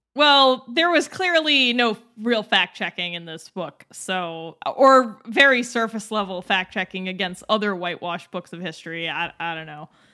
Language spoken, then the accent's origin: English; Massachusetts, United States; growing up in Massachusetts my entire life